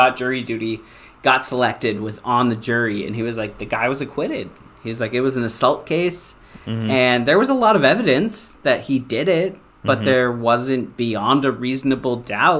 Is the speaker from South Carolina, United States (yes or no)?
no; Minneapolis, Minnesota, United States; I'm from Minneapolis